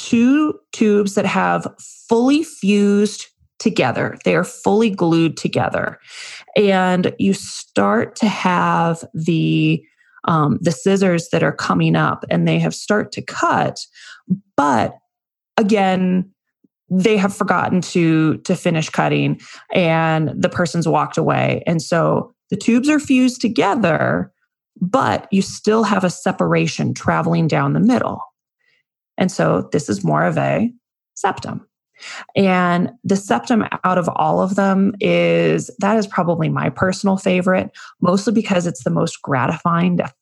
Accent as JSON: {"language": "English", "town": "Las Vegas", "region": "Nevada", "country": "United States", "said": "I'm from Vegas"}